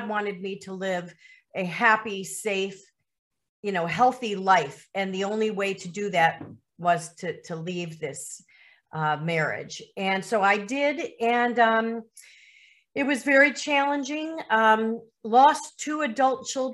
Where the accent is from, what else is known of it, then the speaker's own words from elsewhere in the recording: Lake Forest, Illinois, United States; moved away as an adult; also born or lived in Miami, Florida / Chicago suburbs; now in Caribbean; I was raised in Lake Forest, Illinois, which is a northern suburb